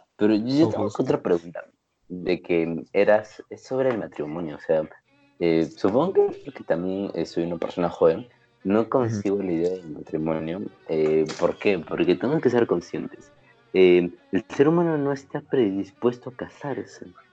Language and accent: Spanish; Peru; somos peruanos, vivimos en un país tercermundista, la mayoría hemos crecido con una, con una crianza cristiana